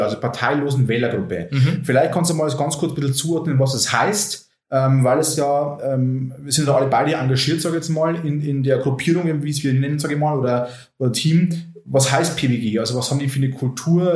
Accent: Oberviechtach, Bavaria, Germany; meiner Heimatstadt Oberfichtach

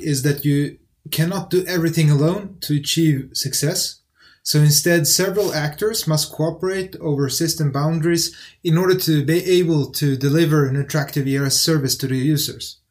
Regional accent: Sweden; English is a second language; also born or lived in Netherlands; So at home, we spoke Arabic and Syriac. And I've gone to school and grew up in Sweden.

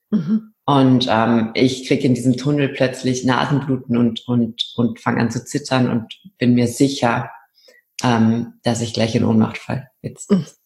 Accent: Rhineland, Germany; now in Austria; Ich komme ursprünglich aus dem Rheinland und bin aber der Liebe wegen nach Österreich gezogen.

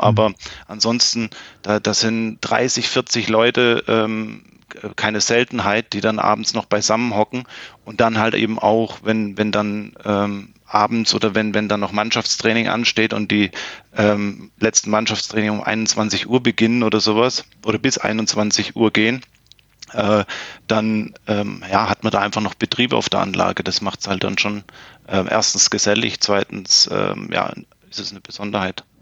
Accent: Plattenhardt, Baden-Württemberg, Germany; moved away as an adult; also born or lived in Konstanz; dann hat es mich beruflich wieder zurück äh, zu den Wurzeln oder beziehungsweise in meine Heimatstadt gezogen. Und ja, und bin dann natürlich selbstverständlich direkt wieder ähm, in die Tennismannschaft hier in Plattenhardt gewechselt

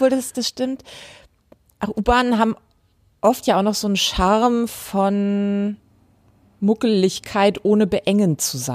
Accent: Hamburg, Germany; Ich bin in Hamburg groß geworden und meine Mutter ist vor vielen, vielen, vielen Jahren mit mir schön U1 gefahren

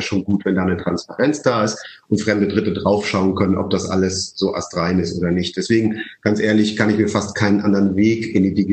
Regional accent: Leipzig, Saxony, Germany; born there; Nee, also ich bin in Unternehmerfamilien groß geworden. Äh, ich bin zwar in Leipzig geboren, aber selbst dort, mein Urgroßopa hatte eine Maschinenfabrik.

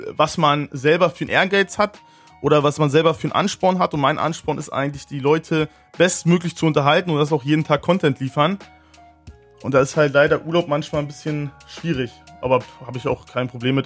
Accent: Neuruppin, Brandenburg, Germany; Ich sag meistens, ich komme aus Berlin, weil die meisten kennen eh nicht Neuropin

